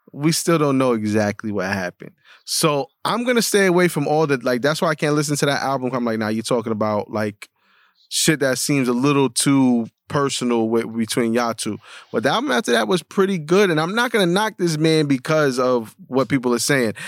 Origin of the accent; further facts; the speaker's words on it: New York City, New York, United States; growing up in the Bronx